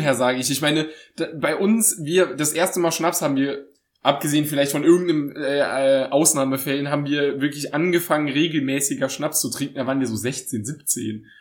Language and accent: German; Saarbrücken, Saarland, Germany; ich komme aus Saarbrücken, das ist ja eine Stadt.